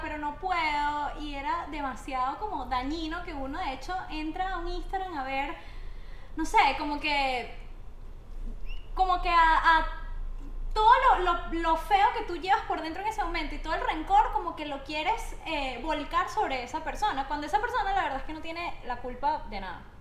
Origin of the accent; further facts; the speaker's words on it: Barinas, Venezuela; moved away; also born or lived in Caracas; yo soy de Barinas, una ciudad del interior, y estoy en Caracas